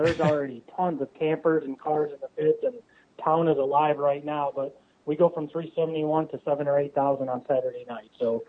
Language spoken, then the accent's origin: English; Wisconsin, United States; now in Missouri, United States; I grew up in Wisconsin, so when I came to Missouri